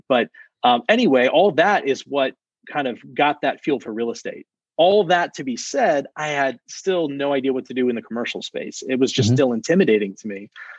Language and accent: English; South Texas, United States; also born or lived in Maryland; now in Austin, United States; I grew up in South Texas, right along the border of Mexico. My father moved there from Maryland, actually, where I was born, but I moved pretty young